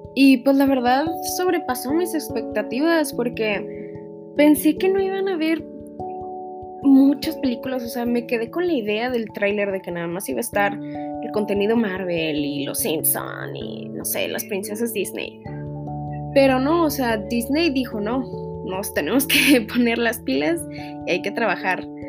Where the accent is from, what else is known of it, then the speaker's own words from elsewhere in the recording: Mexico; como sociedad mexicana